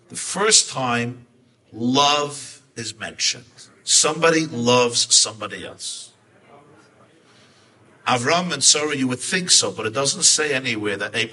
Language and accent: English; Kutaisi, Imereti, Georgia; English is a second language; Uzbekistan, I come from Georgia, Kutais, Kutais